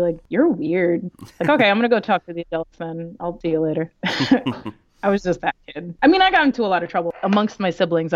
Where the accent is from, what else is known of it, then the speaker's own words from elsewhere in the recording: New York City, New York, United States; first language Spanish; English is a second language; I grew up in New York City. I grew up in the Lower East Side, Alphabet City